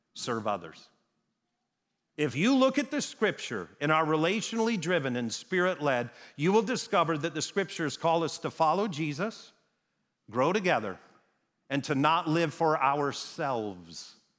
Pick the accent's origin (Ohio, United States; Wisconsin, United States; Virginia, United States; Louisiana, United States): Wisconsin, United States; moved away; I grew up in Wisconsin